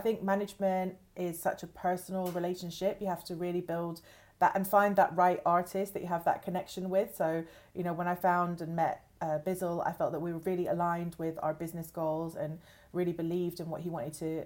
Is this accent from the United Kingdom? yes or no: yes; London, United Kingdom; I was born in East London originally